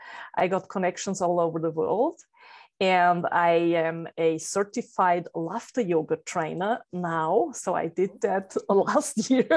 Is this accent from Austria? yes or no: yes; Salzburg, Austria; I come from Salzburg, Austria.